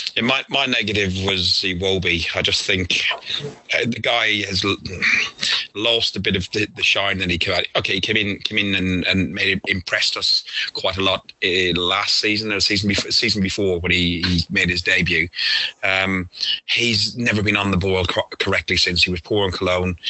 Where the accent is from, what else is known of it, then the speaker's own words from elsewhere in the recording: Ireland; we're Irish.